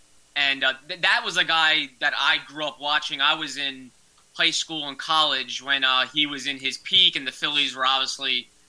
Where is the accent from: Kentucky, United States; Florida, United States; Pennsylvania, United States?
Pennsylvania, United States; Broomall; also born or lived in New Jersey; I'm from this area. I'm from Broomall in Delaware County. So I'm born and raised in the Philadelphia area, but went to school in New Jersey.